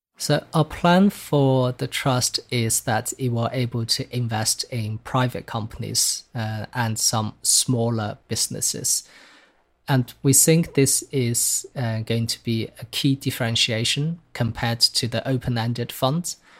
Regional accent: China; moved away; growing up in China. Um, so while I was born in China in the nineteen nineties

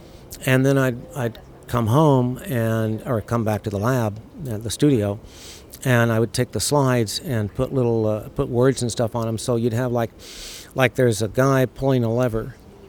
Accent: United States; moved away as an adult; also born or lived in Saudi Arabia / Chicago; we grew up in America

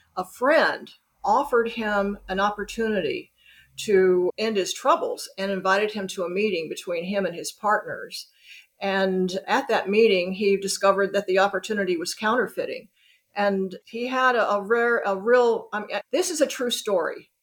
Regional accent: Birmingham, Alabama, United States; also born or lived in New York City / Los Angeles / Tokyo / Hong Kong; now in Chattanooga, United States; I grew up in Birmingham, Alabama.

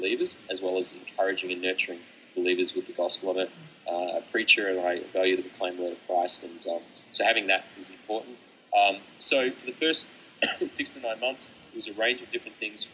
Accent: Melbourne, Victoria, Australia; I grew up in Melbourne

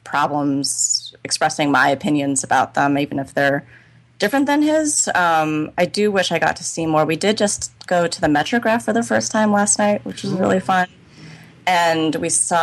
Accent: Northern California, United States; moved away as an adult; also born or lived in New York; I was from Northern California

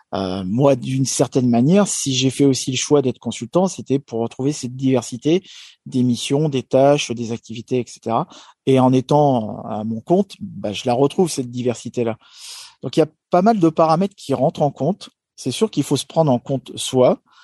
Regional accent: France

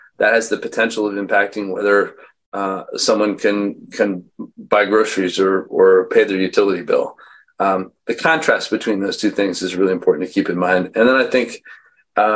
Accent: Missoula, Montana, United States; I was born in Missoula, Montana

